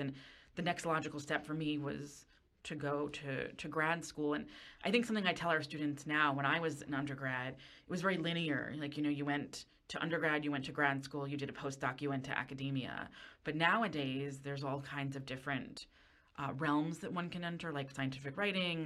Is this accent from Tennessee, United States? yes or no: no; Westchester County, New York, United States; I grew up in Westchester County